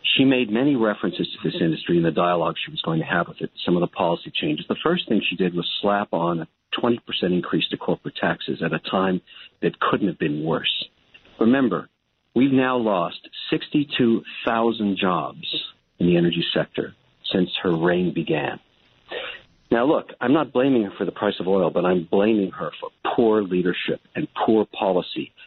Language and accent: English; Canada; I'm a Canadian